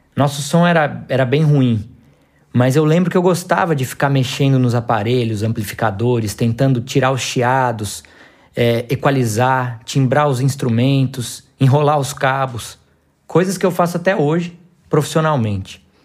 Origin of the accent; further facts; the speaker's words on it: Campinas, São Paulo, Brazil; moved away as an adult; also born or lived in Goiás (city), Goiás; now in Goiás, Brazil; nascido na cidade de Campinas, São Paulo, e atualmente vivo na cidade de Goiás